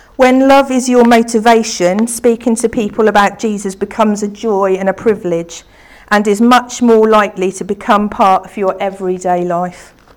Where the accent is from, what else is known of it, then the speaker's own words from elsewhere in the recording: Beccles, East of England, United Kingdom; the church that I grew up in in Beccles